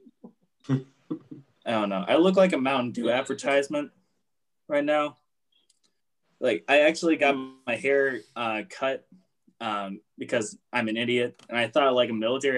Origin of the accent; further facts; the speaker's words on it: Texas, United States; I'm from Texas